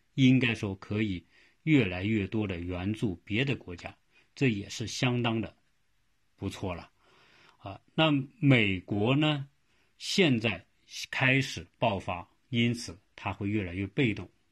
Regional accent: China; now in United States; 我们中国人

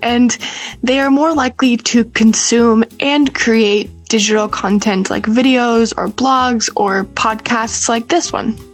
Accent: China; I grew up in China

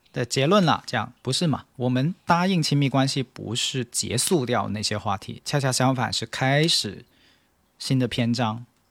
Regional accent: China; 我们中国人现在舆论场里面所讨论的这个这个苦难式的婚姻

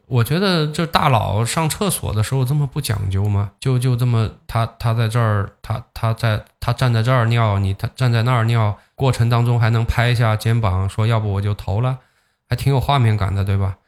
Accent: China; 我们中国人

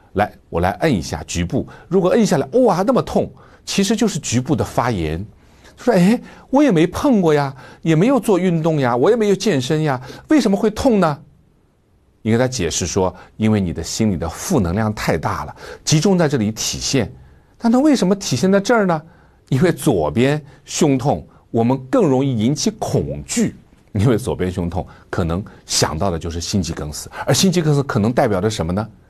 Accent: China; 作为中国人

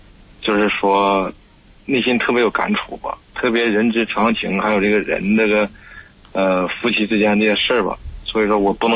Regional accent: Harbin, Heilongjiang, China; now in Shenzhen, China; 你好，你好，你好，主持人， … ，嗯、我来自哈尔滨，黑龙江哈尔滨，

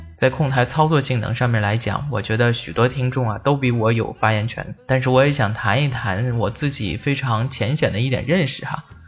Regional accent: China; 我们中国人

